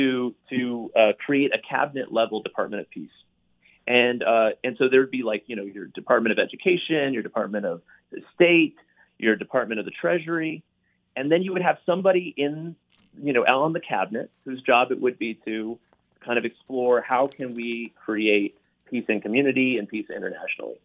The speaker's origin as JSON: {"language": "English", "town": "Gainesville", "region": "Florida", "country": "United States", "tie": "born or raised there", "moved": "yes", "said": "Gainesville, Florida is my hometown"}